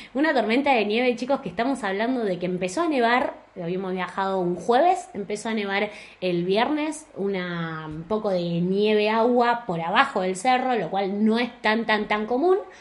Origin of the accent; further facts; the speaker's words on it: Argentina; moved away as an adult; also born or lived in Buenos Aires; now in Spain; los dos somos de Argentina